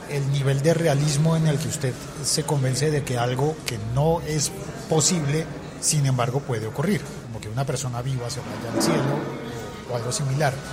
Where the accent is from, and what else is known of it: Colombia